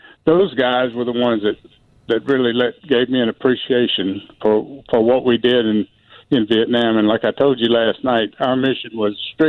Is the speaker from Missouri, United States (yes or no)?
no; West Orange, Texas, United States; I was a 12-year-old kid, and we had a 10-acre farm there in West Orange, Texas.